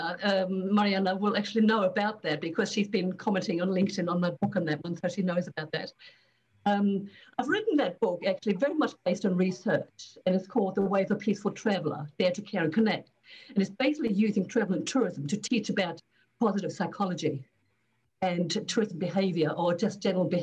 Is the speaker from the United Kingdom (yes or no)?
no; Australia; also born or lived in Germany; I'm obviously originally from Australia with UQ, University of Queensland.